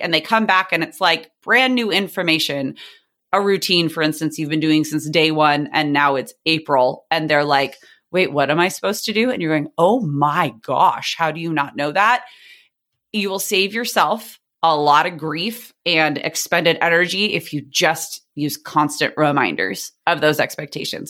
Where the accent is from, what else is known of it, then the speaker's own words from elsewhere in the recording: San Diego, California, United States; I teach in the district where I grew up in San Diego, California.